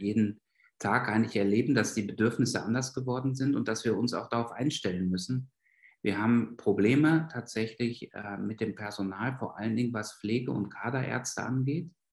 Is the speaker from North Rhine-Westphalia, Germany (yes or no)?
yes; North Rhine-Westphalia, Germany; moved away as an adult; also born or lived in Berlin; now in Basel, Switzerland; ich bin in Westfalen aufgewachsen